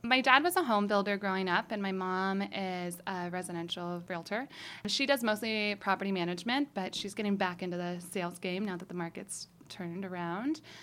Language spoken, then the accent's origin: English; Boulder City, Nevada, United States; growing up in Boulder City.